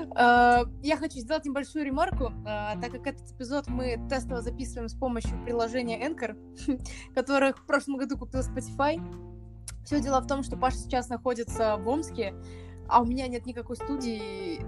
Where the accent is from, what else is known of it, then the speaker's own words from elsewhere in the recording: Minsk, Belarus; мне 24, я из Минска